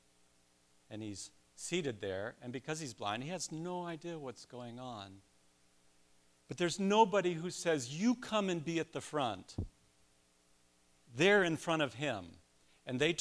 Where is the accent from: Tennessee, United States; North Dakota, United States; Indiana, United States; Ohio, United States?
Ohio, United States; Columbus; I'm from Columbus